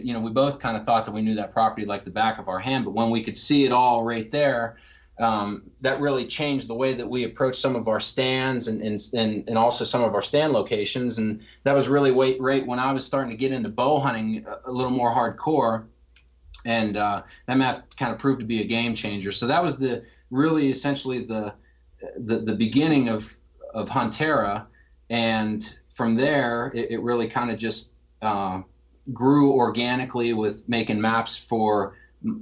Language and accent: English; Indiana County, Western Pennsylvania, United States; moved away as an adult; also born or lived in Northern Virginia / Washington, D.C.; I was born and raised in Western Pennsylvania, Indiana County specifically.